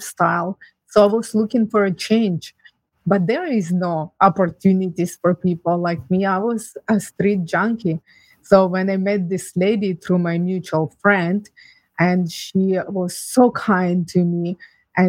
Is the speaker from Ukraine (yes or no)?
yes; Ukraine; now in Canada; I was born and raised in Ukraine